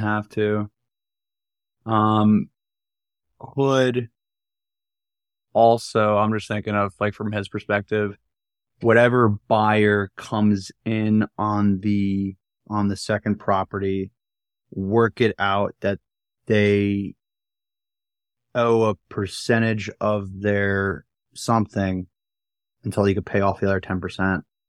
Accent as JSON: {"language": "English", "region": "New Jersey", "country": "United States", "tie": "born or raised there", "moved": "yes", "said": "I am back in my hometown. I'm in my childhood room"}